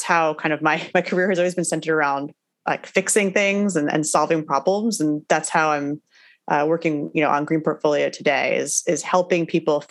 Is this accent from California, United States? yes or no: no; New Jersey, United States; also born or lived in Brooklyn, New York City; now in New York City, United States; I grew up in New Jersey, so pretty close to where I'm living now